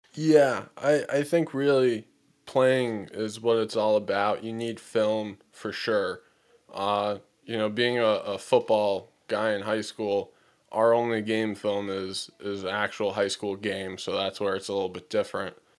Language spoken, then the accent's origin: English; Connecticut, United States; growing up in Connecticut and going to school in Connecticut